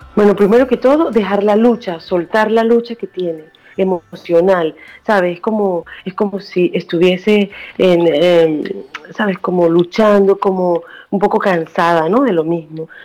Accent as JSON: {"language": "Spanish", "country": "Venezuela", "tie": "born or raised there", "also_born_or_lived": "Spain / Barcelona / New York", "moved": "as an adult", "lives_now": "Washington, United States", "said": "yo soy de Venezuela. Ajá. Nací en Venezuela, pero me fui hace 20 años."}